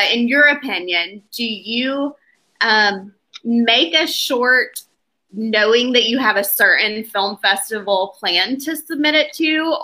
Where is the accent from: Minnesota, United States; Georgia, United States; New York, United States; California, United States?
Georgia, United States; Athens; moved away; also born or lived in Natchez, Mississippi; I'm from Athens, Georgia